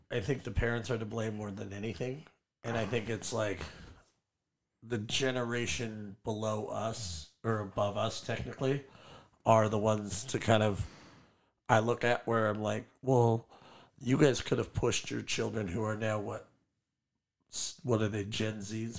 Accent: San Juan Capistrano, California, United States; also born or lived in Orange, California / El Toro, California / Lake Forest, California; I was born in Orange, uh, moved down to El Toro when I was two, and then never lived north of El Toro. So I grew up in San Juan

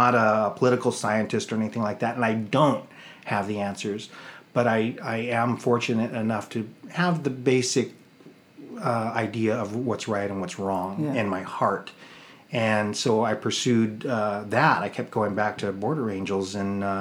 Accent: East County, California, United States; I was born and raised in East County

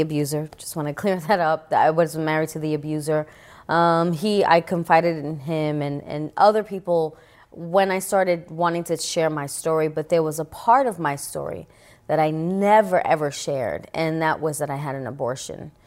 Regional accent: New York City, New York, United States; I grew up in the Bronx

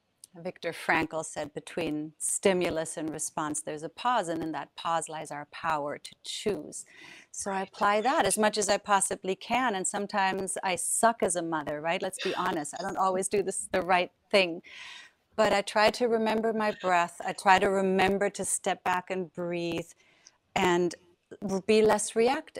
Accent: Southern Germany, Germany; moved away; I grew up in Europe. I'm from Germany. And as you know, well, south of Germany, at least, is close to France

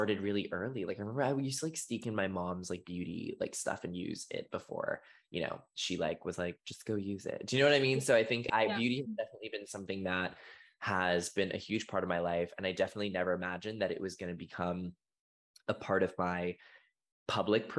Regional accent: Boston, Massachusetts, United States; I grew up in Boston, Massachusetts

